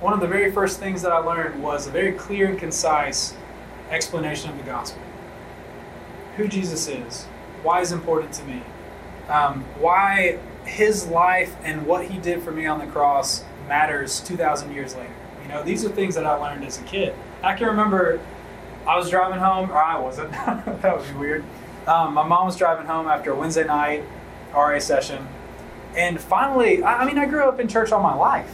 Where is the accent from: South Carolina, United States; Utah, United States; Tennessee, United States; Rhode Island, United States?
Tennessee, United States; outside of Memphis; I grew up outside of Memphis, rural community, you know, small church